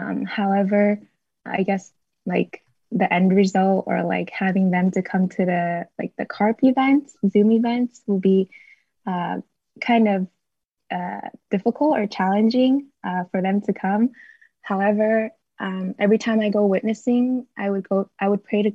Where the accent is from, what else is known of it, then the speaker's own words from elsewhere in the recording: Boston, Massachusetts, United States; moved away as an adult; also born or lived in Bay Area, California; I'm originally from Boston